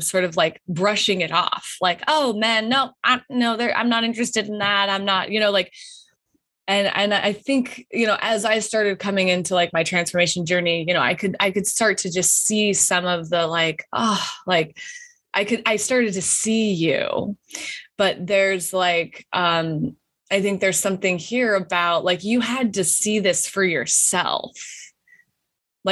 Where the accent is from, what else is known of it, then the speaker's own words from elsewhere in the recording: Wyoming, United States; moved away as an adult; I grew up in Wyoming